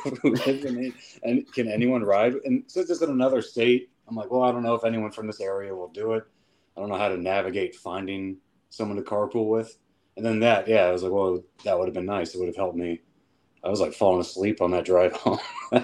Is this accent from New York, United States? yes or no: no; Dayton, Ohio, United States; I'm from Dayton.